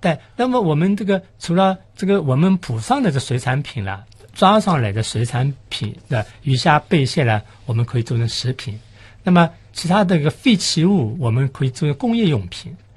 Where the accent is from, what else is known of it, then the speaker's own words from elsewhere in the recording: Shanghai, China; 我们上海人就说清嘴鱼